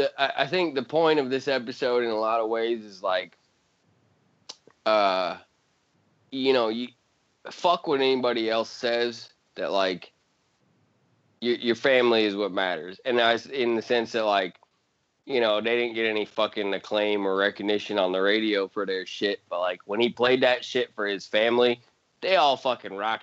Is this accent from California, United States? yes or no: no; Montana, United States; I'm from Montana